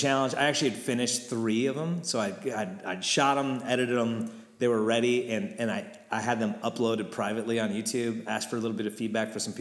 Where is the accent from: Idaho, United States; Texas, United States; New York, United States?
Idaho, United States; Lewiston; born or raised there